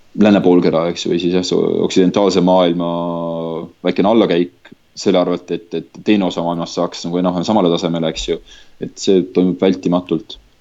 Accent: Estonia; moved away; ma olen Eestist

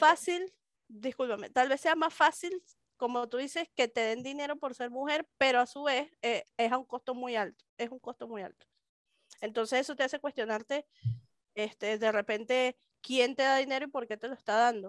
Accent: Venezuela; moved away as an adult; now in Mexico

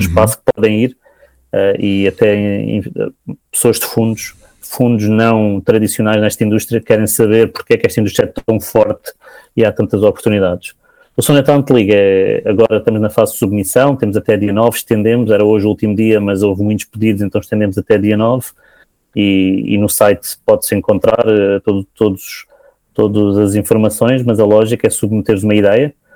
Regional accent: Portugal; como português que pago os meus impostos

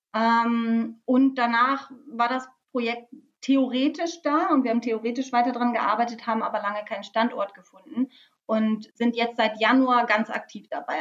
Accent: Lower Saxony, Germany; now in Bremen, Germany; ich komme ähm, aus Niedersachsen, aus der Nähe von Bremen

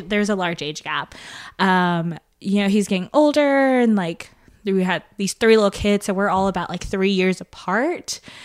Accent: Lexington, Tennessee, United States; also born or lived in Indonesia; now in Memphis, United States; I was born in Indonesia, but I grew up in a small town, America, in Lexington, Tennessee

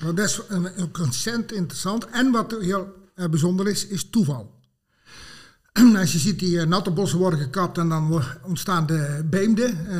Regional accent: Het Groene Woud, North Brabant, Netherlands; ik ben geboren en getogen in het uh, Groene Woud

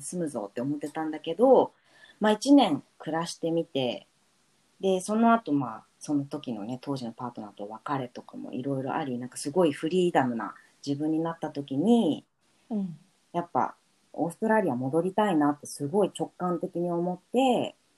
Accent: Yokohama, Kanagawa, Japan; moved away as an adult; also born or lived in Tokyo; now in Brisbane, Australia; 私 もひなこも横浜生まれ

